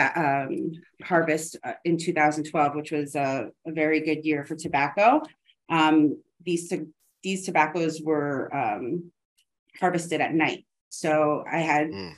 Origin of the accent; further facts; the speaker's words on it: New Jersey, United States; moved away as an adult; also born or lived in Chicago; now in South Florida, United States; I'm from New Jersey